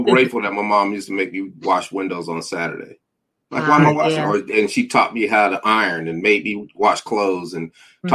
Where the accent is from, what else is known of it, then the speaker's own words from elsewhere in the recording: Denver, Colorado, United States; I'm from Denver, Colorado, and then it was snow. We were the only family in the neighborhood that had a snowblower.